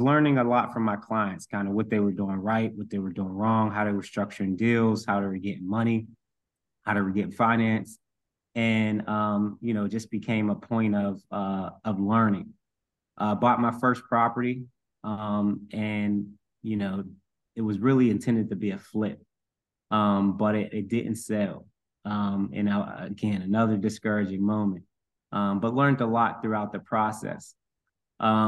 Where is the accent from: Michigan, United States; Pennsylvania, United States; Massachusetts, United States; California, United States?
Pennsylvania, United States; Pittsburgh; my childhood, growing up in Section 8 housing, moving a lot all over the city